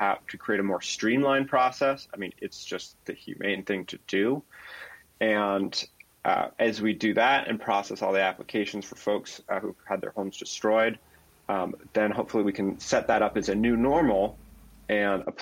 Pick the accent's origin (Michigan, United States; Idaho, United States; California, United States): California, United States; Santa Cruz County; also born or lived in Seabright, Santa Cruz; I was born on Seabright and lived there till I was two. My parents moved to the Santa Cruz Mountains